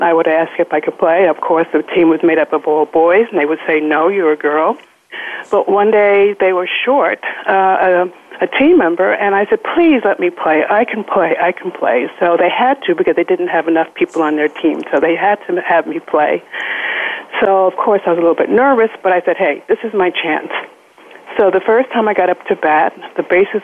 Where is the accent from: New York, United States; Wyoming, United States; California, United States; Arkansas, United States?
New York, United States; New Rochelle; I was born and raised in New Rochelle, New York.